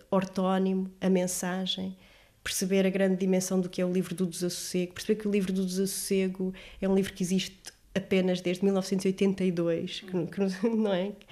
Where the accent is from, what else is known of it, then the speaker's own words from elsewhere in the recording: Lisbon, Portugal; mas eu, eu sou, sou lisboeta, sinto-me muito bem aqui.